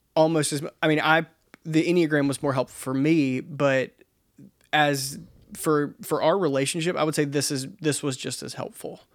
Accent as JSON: {"language": "English", "region": "the South", "country": "United States", "said": "I am a dude from the South"}